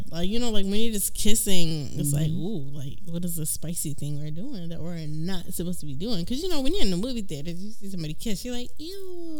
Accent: Boston, Massachusetts, United States; accent: Bostonian; I'm from Boston.

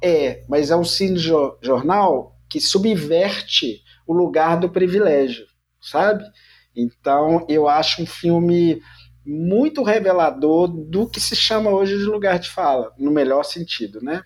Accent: Minas Gerais, Brazil; eu sou mineiro

